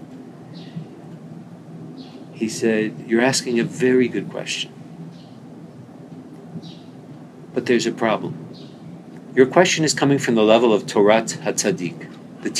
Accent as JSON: {"language": "English", "town": "Winnipeg", "region": "Manitoba", "country": "Canada", "moved": "as an adult", "lives_now": "Jerusalem, Israel", "said": "I'm from Winnipeg"}